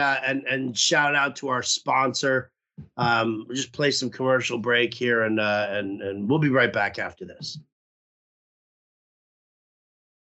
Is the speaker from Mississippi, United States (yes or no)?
no; New York, United States; growing up in New York